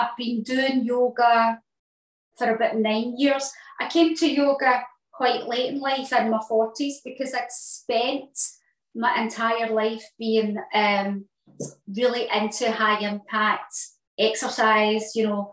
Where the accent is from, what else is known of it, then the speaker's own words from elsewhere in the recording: East End, Scotland, United Kingdom; I grew up in East End